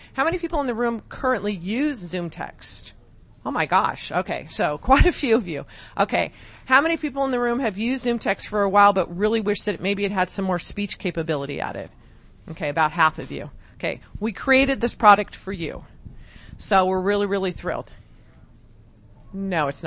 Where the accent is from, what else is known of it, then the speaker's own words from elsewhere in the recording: Whittier, California, United States; now in Las Vegas, United States; I'm from Southern California, originally born and raised in Whittier.